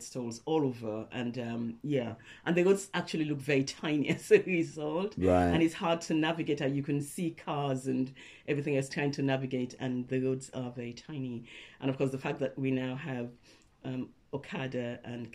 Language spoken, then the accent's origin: English; Freetown, Western Area, Sierra Leone; moved away as an adult; now in United Kingdom; I was born in Freetown, Sierra Leone.